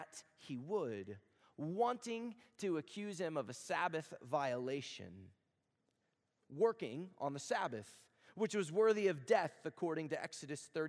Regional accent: Texas, United States; moved away; I'm from Texas

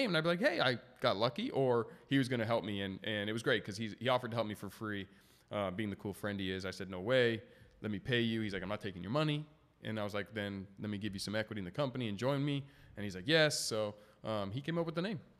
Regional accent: San Diego, California, United States; I'm from Scripps, and fun fact there's the Smoothie King that was in Poway, and I'd been going to it since I was a kid.

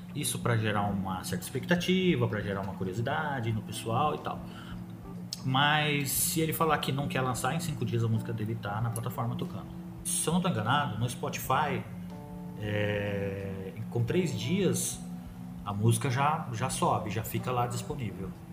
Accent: Agudos, São Paulo, Brazil; Nós somos de Agudos

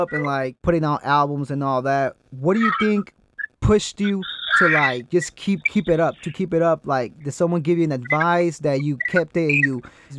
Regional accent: California, United States; I'm from Jalisco. Well, my family's from Jalisco. I grew up here in Cali, but La Sauceda, Jalisco, that's where my family's from.

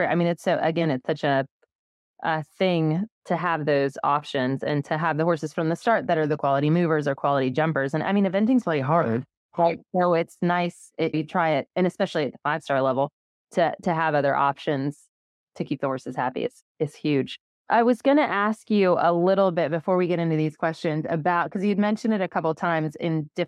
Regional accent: United States; No, well, like I'm still American, so

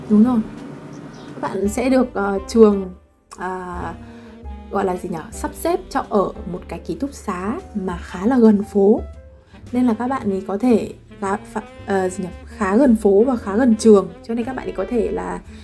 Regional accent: Vietnam; moved away as an adult; also born or lived in Lyon, France; now in Paris, France; mình là người Việt đấy mình nói tiếng Việt

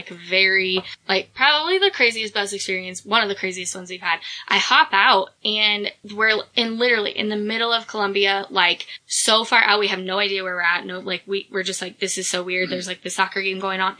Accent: United States; I'm American

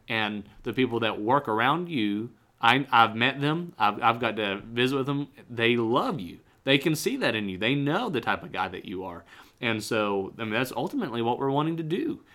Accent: United States; I'm red-blooded American

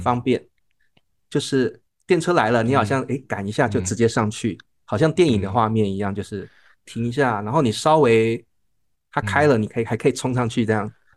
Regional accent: Taiwan; 我们是台湾来的

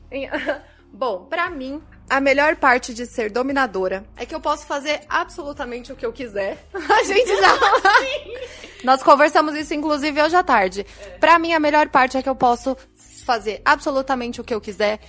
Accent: São Paulo, Brazil; eu sou de São Paulo

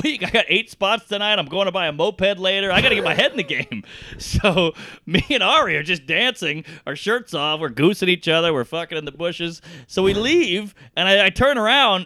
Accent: New Orleans, Louisiana, United States; New Orleans

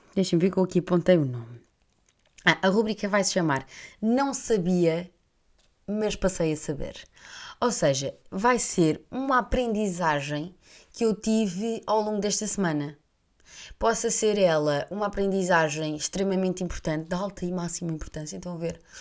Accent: Portugal

